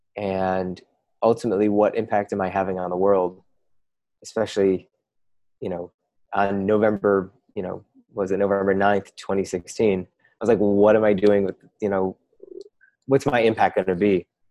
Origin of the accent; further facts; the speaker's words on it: Midwest, United States; now in West Coast, United States; I, now live on the West Coast. I'm you know I'm from the Midwest as well